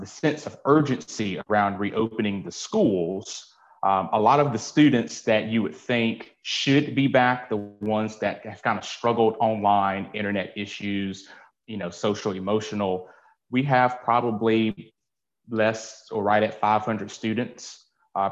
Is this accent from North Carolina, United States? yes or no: yes; Nash County, North Carolina, United States; now in Greenville, United States; I am from Nash County. I currently live in Greenville, North Carolina.